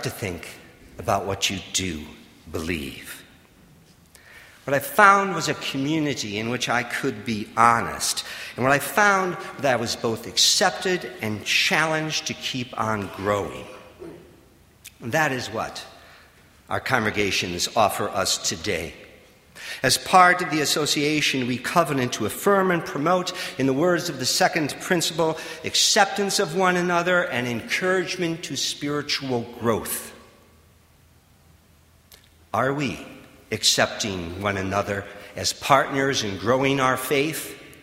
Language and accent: English; Wausau, Wisconsin, United States; moved away; I was born and raised in Wausau, Wisconsin, just about 200 miles east of here.